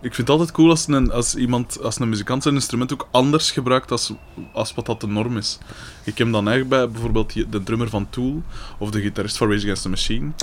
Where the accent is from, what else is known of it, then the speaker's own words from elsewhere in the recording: Liedekerke, Flanders, Belgium; Bij ons in Likkerk